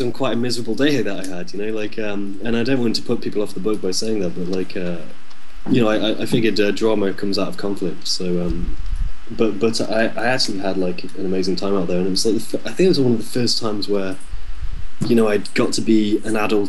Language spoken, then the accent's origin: English; West Midlands, United Kingdom; moved away as an adult; also born or lived in South Korea; we're from the Midlands, we're from the West Midlands, you know, we're not really near any major cities or anything like that. We're just small town people